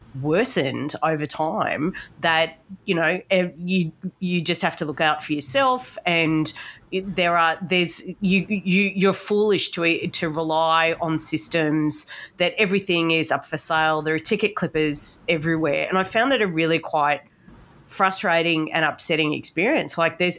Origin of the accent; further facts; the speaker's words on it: New South Wales, Australia; moved away as an adult; also born or lived in Victoria; I grew up in New South Wales but have lived in Victoria for a long time, and I've been up here for 18 months caring for my mum.